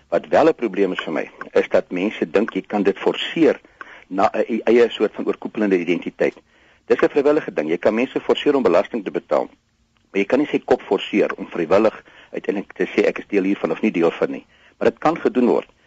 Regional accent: South Africa; Ek is 'n Christen, ek is 'n Suid-Afrikaner, ek is ook ook 'n Afrikaner

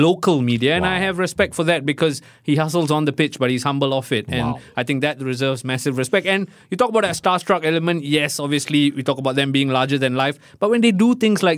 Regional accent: Singapore; as a Singaporean

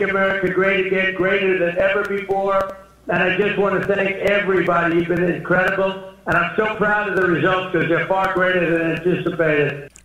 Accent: New York City, New York, United States; where I grew up in Brooklyn

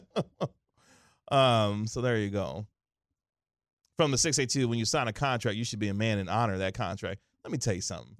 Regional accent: Kansas City, Missouri, United States; now in Dallas, United States; Kansas City, Missouri, my hometown

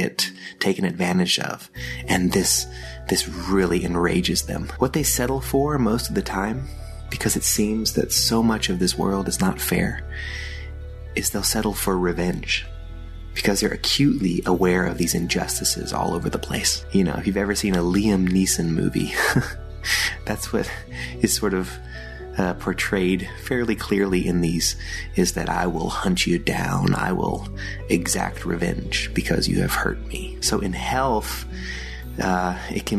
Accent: Austria; moved away; In the German language, which is where I grew up in Austria, speaking German.

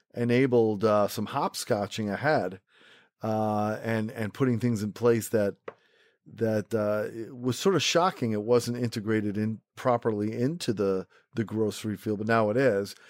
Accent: Rochester, New York, United States; also born or lived in Manhattan, New York; now in New York City, United States; I grew up in Rochester, New York.

